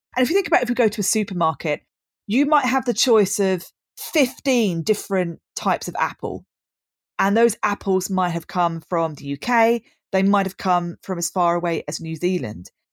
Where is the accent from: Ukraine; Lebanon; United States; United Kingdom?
United Kingdom; Brighton, South East England; born and bred in Brighton, which is where I still am now